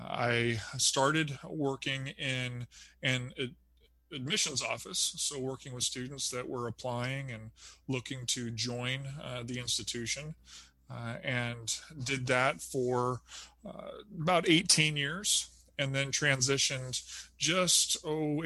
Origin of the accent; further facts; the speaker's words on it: United States; moved away as an adult; also born or lived in California / Arizona / Southern Indiana; now in Indiana, United States; I grew up in California and Arizona